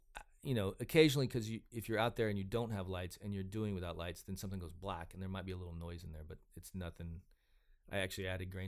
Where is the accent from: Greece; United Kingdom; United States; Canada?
United States; Georgia; also born or lived in Arkansas; I grew up in Georgia and Arkansas and went to school in West Virginia.